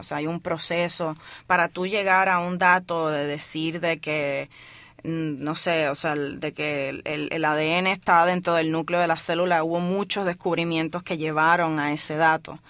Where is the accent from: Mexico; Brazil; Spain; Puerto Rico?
Puerto Rico; moved away as an adult; cuando yo me fui de Puerto Rico